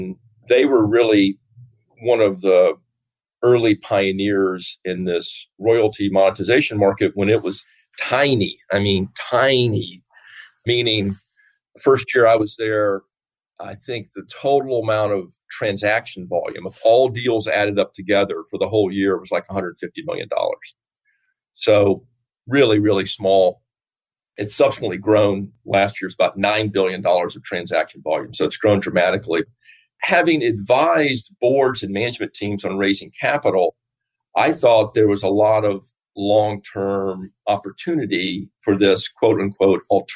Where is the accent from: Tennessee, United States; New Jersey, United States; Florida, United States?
Tennessee, United States; Nashville; moved away as an adult; also born or lived in New York / Virginia; I grew up in Nashville, Tennessee